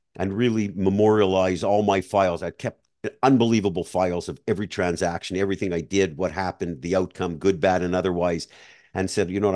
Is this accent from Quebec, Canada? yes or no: yes; Montreal, Quebec, Canada; moved away as an adult; now in Florida, United States; I grew up in Montreal